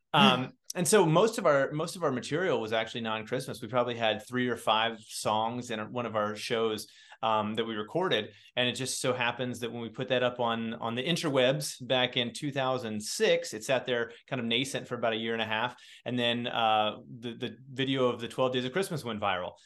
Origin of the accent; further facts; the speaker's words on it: Indiana, United States; moved away as an adult; also born or lived in New York City; now in Cincinnati, United States; I grew up born and raised in Indiana, and I live in Cincinnati